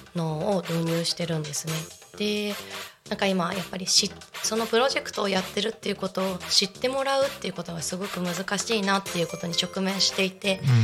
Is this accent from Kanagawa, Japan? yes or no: yes; Yokohama, Kanagawa, Japan; moved away as an adult; now in Chiba, Japan; 私は神奈川県横浜市出身